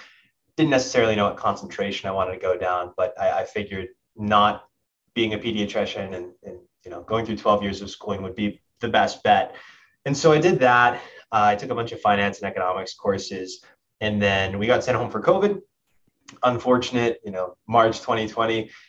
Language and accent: English; Boston, Massachusetts, United States; I'm from Boston, just north, one of the suburbs a little bit north of Boston.